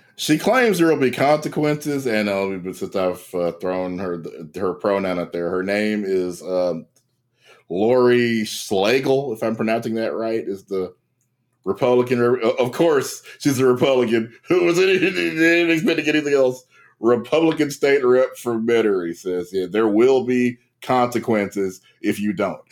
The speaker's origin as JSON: {"language": "English", "region": "Louisiana", "country": "United States", "tie": "born or raised there", "said": "my home state of Louisiana"}